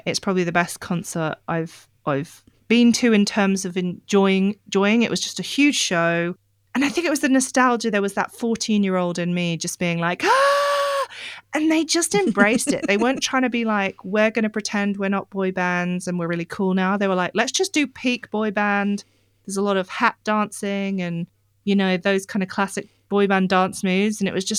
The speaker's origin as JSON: {"language": "English", "country": "Australia", "accent": "Australian", "said": "And it might explain why my Australian accent gets a little bit thicker, because, sorry guys, I have no control over it."}